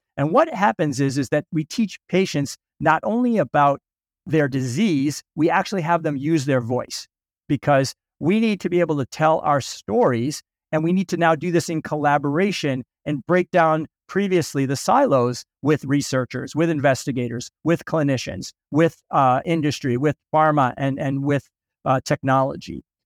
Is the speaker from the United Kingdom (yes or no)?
no; Boston, Massachusetts, United States; also born or lived in St. Louis, Missouri; I was born in, uh, Saint Louis, but I grew up in Boston, the suburbs of Boston